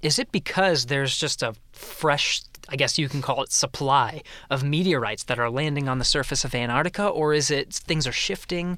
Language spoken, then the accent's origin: English; Pennsylvania, United States; moved away; I was born and raised in Pennsylvania, moved around a lot